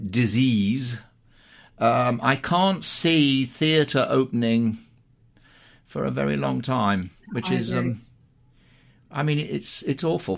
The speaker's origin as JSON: {"language": "English", "town": "Ilkeston", "region": "East Midlands", "country": "United Kingdom", "tie": "born there", "said": "Well, I was born in Ilkeston in Derbyshire, which is about 20, 30 miles from Eyam itself."}